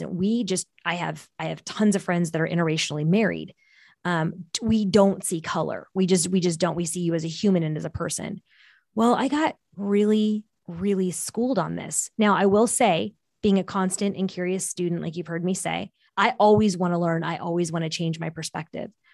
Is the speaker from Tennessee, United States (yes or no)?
no; Bay Area, Silicon Valley, California, United States; first language Portuguese; English is a second language; grew up in the Bay Area in the Silicon Valley